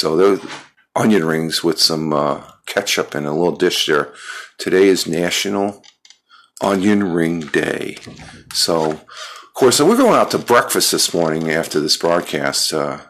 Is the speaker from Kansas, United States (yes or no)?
no; upstate New York, United States; also born or lived in Minnesota; I was born in Minnesota. I grew up here. The family moved out here from Minnesota back when I was 5 years old. So, but I grew up here, so I consider myself a New Yorker, sort of an immigrant into New York.